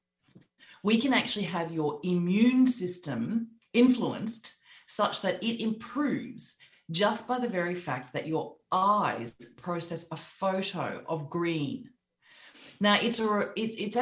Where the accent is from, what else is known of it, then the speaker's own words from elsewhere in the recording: Australia; accent: Australian; moved away as an adult; also born or lived in London / New York; I'm Australian, as you can hear by my accent